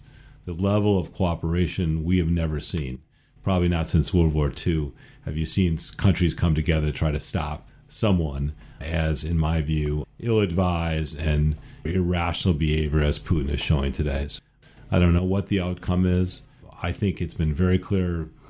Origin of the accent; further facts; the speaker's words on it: Minnesota, United States; now in Washington, United States; I come from Minnesota. Minnesota has a huge epidemic problem on drugs. I live in Washington.